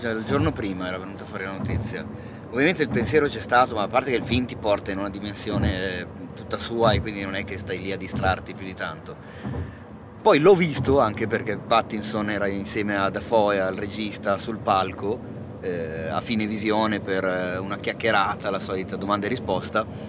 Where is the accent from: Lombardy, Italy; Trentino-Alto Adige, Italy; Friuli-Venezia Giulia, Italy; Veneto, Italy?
Lombardy, Italy; Milan; da milanese